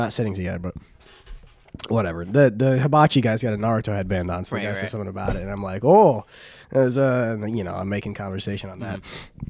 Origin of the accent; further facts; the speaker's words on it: United States; See, you cannot tell from my face, but I'm actually from America.